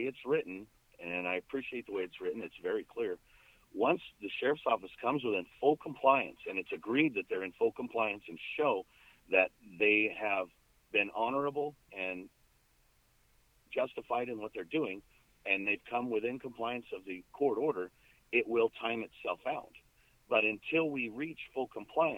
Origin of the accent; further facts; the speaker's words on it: Farmington, New Mexico, United States; moved away as an adult; also born or lived in Phoenix area, Arizona; now in Phoenix, United States; I went back home where I grew up in Farmington, New Mexico, in a rural area just outside of Farmington